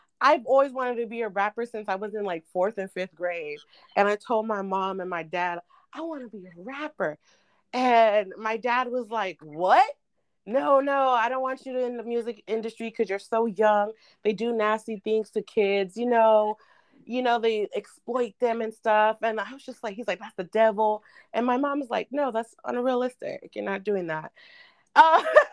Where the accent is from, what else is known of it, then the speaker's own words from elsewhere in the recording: Sacramento, California, United States; also born or lived in San Francisco Bay Area, California; now in Los Angeles, United States; I'm from the Bay and from Sacramento. So I was born in the Bay, raised in the Bay, and raised in Sacramento